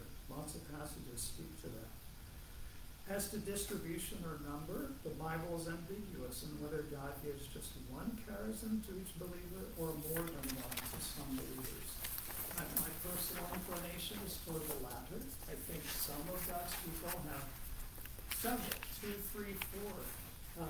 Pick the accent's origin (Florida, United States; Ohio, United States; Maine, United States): Ohio, United States; moved away; I'm from Ohio